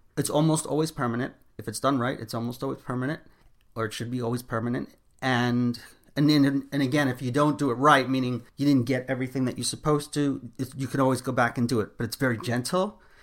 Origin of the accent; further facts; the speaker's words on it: New York City, New York, United States; also born or lived in Long Island / Miami; now in Long Island / Miami, United States; I'm originally from Brooklyn, New York, and I now live between Long Island and Miami.